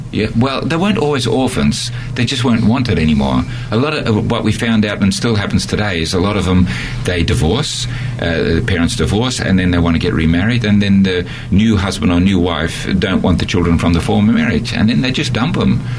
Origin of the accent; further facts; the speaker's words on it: Australia; moved away; also born or lived in Netherlands / Borneo; I'm an Australian and um, I lived in Holland for 10 years and then went back to Australia